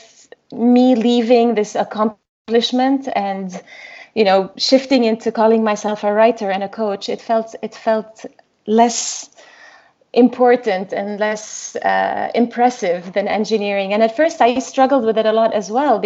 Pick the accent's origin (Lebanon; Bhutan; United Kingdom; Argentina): Lebanon; moved away; I was born and raised in Lebanon, and we went through the civil war